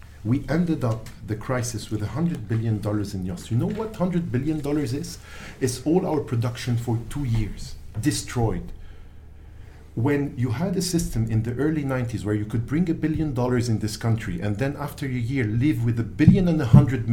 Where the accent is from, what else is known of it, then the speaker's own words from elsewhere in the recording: Tripoli, North Governorate, Lebanon; I'm from Tripoli.